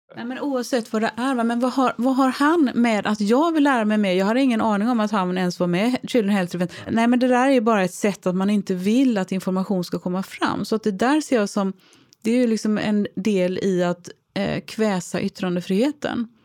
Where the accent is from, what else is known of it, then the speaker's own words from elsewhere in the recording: Gothenburg, Västra Götaland, Sweden; Jag är trebarnsmamma från Göteborg